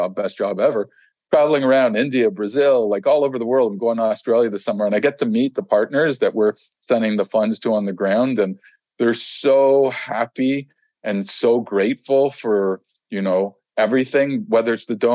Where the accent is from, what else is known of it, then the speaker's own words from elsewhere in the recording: Canada; I'm Canadian